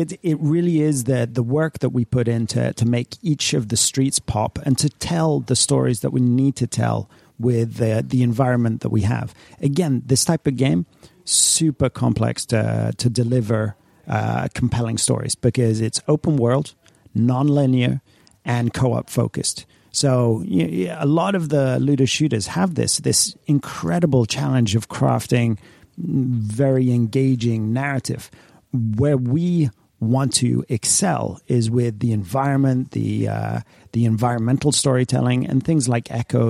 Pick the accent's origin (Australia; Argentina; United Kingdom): United Kingdom; England; also born or lived in Paris, France; I grew up in England and in France, in Paris, and there are certain structures there that I've seen books in Oxford that are older than the United States.